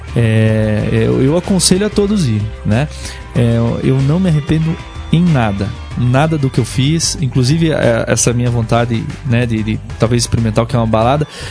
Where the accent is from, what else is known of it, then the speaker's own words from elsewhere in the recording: Curitiba, Paraná, Brazil; also born or lived in Ireland; eu sou curitibano mesmo